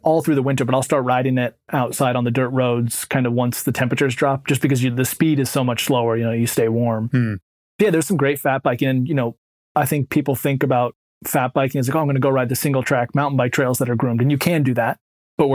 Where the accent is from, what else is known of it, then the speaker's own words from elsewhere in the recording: Bend, Oregon, United States; moved away as an adult; now in Vermont, United States; I grew up in Bend, Oregon